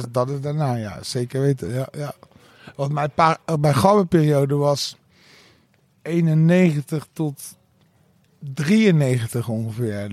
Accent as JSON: {"language": "Dutch", "country": "Netherlands", "tie": "born or raised there", "said": "ik ben dus hier in het Berger ziekenhuis geboren."}